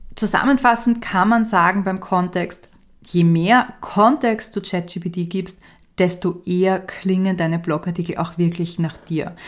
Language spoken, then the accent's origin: German; Austria; ich bin ja Österreicherin